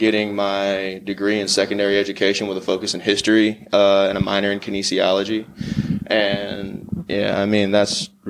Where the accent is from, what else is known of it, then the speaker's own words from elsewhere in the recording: Patterson, Louisiana, United States; moved away as an adult; now in Marshall, United States; I was born and raised in Patterson, Louisiana. It's a small town about an hour between Lafayette and New Orleans. Just small town living. I grew up basically on a bayou